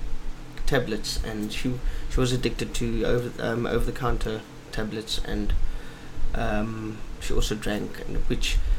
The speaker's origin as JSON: {"language": "English", "town": "Somerset West", "region": "Western Cape", "country": "South Africa", "tie": "born or raised there", "said": "I grew up in Somerset West. We moved here when I was about 18 months old."}